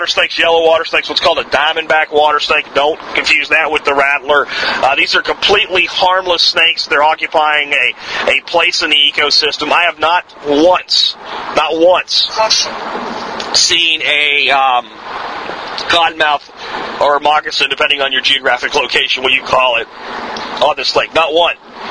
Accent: Jacksonville, Florida, United States; I grew up in Jacksonville

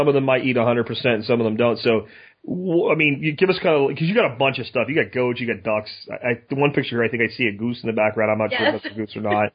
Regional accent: Florida, United States; where I grew up in Florida

